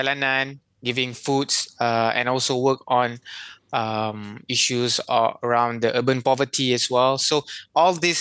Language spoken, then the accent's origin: English; Kelantan, Malaysia; I come from Kelantan.